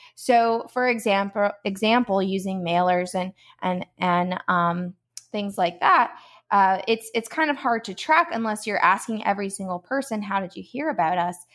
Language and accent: English; Georgia, United States; moved away as an adult; now in Palm Coast, United States; we are from Georgia, um, originally